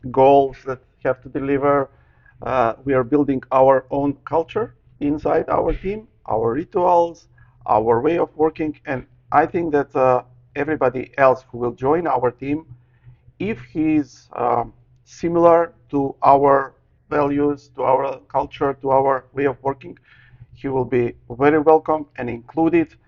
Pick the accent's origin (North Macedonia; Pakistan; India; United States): North Macedonia; English is a second language; I, I come from Macedonia, ex mm-hmm. part of Yugoslavia